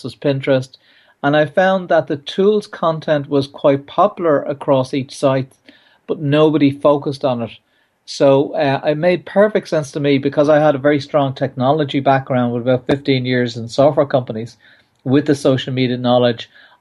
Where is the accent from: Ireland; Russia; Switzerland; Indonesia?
Ireland; I'm Irish.